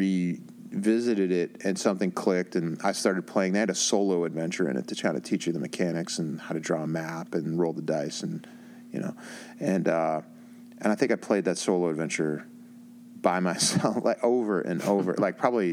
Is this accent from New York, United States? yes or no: no; Pittsburgh, Pennsylvania, United States; back in my hometown in Pittsburgh